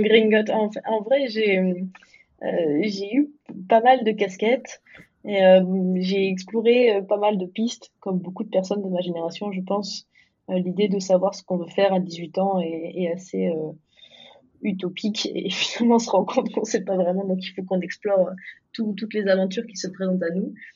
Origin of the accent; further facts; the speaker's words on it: Dijon, Bourgogne-Franche-Comté, France; moved away as an adult; also born or lived in New York; je viens de Dijon